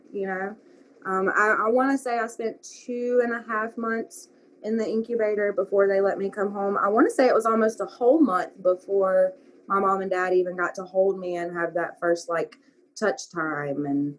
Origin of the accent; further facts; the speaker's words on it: Arab, Alabama, United States; And I have good memories of Arab and stuff, too. Don't get me wrong. Like, that's listed as my hometown on Facebook, but home is the other LA, as John Freeman used to call it.